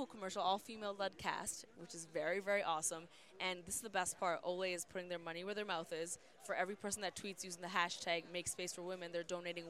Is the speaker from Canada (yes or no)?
yes; Canada; moved away as an adult; now in Los Angeles, United States; because I love being Canadian and solely Canadian.